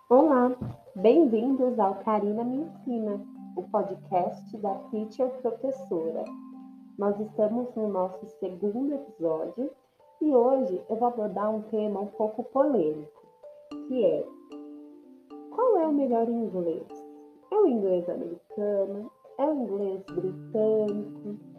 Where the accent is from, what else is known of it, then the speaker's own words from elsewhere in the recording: São Paulo, Brazil; first language Portuguese; Eu sou do Sudeste, de São Paulo. Eu não falo igual uma pessoa do Nordeste e eu também não falo igual uma pessoa do Sul